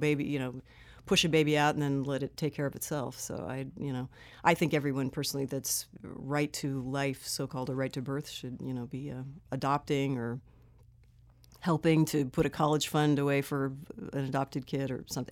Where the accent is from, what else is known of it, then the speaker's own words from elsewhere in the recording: Southern California, United States; I grew up here in Southern